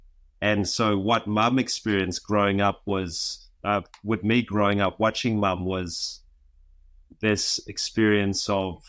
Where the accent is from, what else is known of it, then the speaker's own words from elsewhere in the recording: Vanuatu; now in New Zealand; Well, I'm from Vanuatu. I've lived in New Zealand for most of my life.